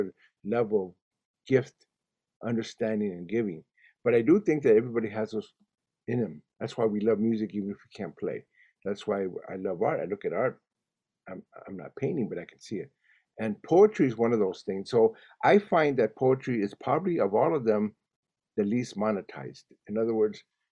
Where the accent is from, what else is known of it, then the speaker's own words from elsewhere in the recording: Los Angeles, California, United States; first language Spanish; English is a second language; I went to school in Watts when I was a kid